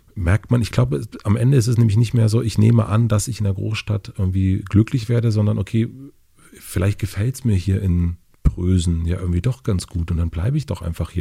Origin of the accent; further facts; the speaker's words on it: Kröden, rural Brandenburg, Germany; in dem Dorf, wo ich aufgewachsen bin, Kröden